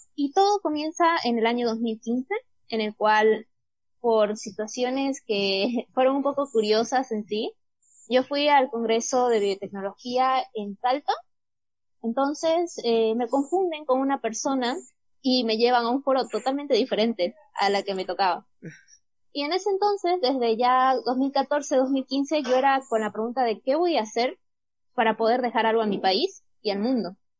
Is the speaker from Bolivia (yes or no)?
yes; Bolivia; quedarme en Bolivia y estudiar esta carrera